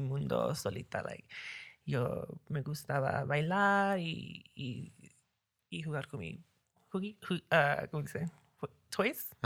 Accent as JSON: {"language": "Spanish", "town": "New York City", "region": "New York", "country": "United States", "tie": "born or raised there", "second_language": "Spanish", "said": "Yo nací en Nueva York"}